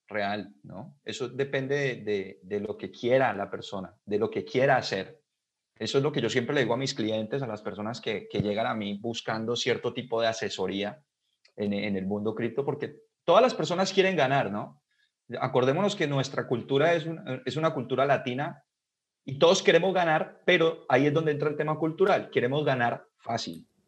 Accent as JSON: {"language": "Spanish", "country": "Colombia", "said": "acá en mi país"}